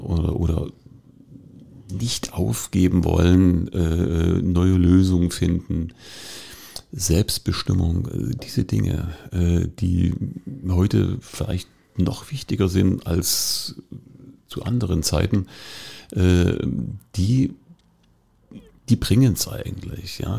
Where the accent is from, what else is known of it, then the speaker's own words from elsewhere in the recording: Dresden, Saxony, Germany; moved away as an adult; now in Cottbus, Germany; Ich bin in Dresden groß geworden